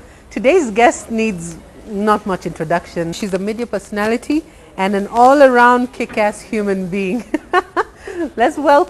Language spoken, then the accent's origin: English; Kenya; we're Kenyan. Mm-hmm. I've lived here my entire life. I was born here.